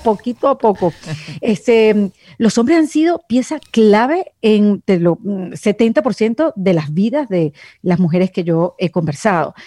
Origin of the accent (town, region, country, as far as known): Venezuela; now in Miami, United States